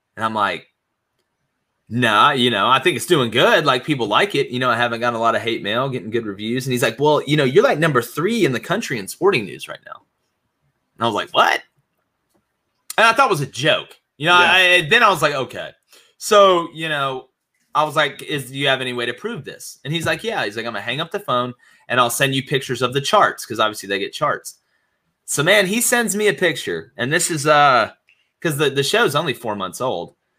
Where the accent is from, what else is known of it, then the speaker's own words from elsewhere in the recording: Auburn, Alabama, United States; I grew up. I'm from Auburn, Alabama